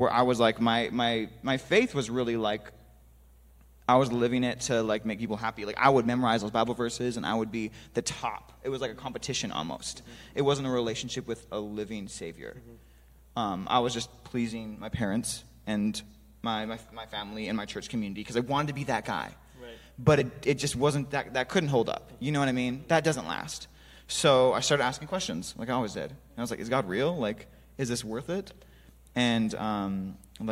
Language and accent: English; North Dakota, United States; moved away; I grew up in North Dakota, very different from L.A.